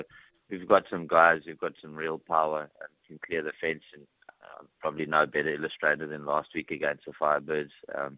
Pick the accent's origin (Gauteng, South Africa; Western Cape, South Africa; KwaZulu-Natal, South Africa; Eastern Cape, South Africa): Gauteng, South Africa; Johannesburg; also born or lived in Pretoria / Dunedin, New Zealand; now in Hawke's Bay, New Zealand; I moved from Johannesburg and Pretoria to Dunedin